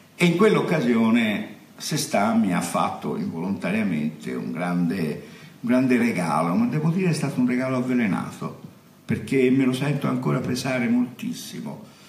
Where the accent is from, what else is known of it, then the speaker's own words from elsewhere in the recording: Florence, Tuscany, Italy; sono uno da buon fiorentino